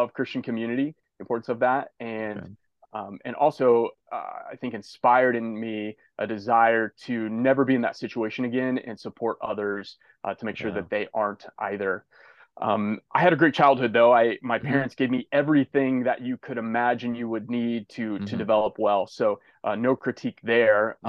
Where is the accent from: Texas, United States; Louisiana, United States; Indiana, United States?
Indiana, United States; now in Malibu, United States; I grew up in a rural community in Indiana, a small farm town